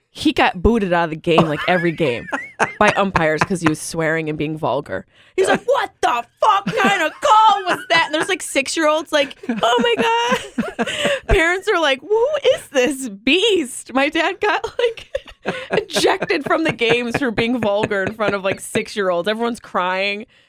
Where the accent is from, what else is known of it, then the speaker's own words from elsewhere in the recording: Syracuse, New York, United States; growing up in Syracuse